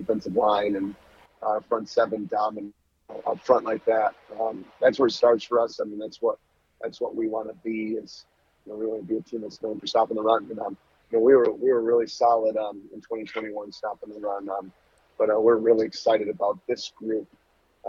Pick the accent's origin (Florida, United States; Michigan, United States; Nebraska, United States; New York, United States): Michigan, United States; Chesaning; Born and raised in Saginaw County